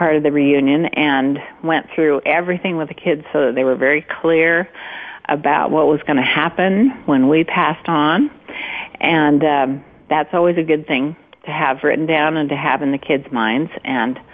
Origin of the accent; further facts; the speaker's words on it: Montpelier, Idaho, United States; moved away; I grew up in Montpelier, Idaho, down in southeastern Idaho, and actually I had an idyllic childhood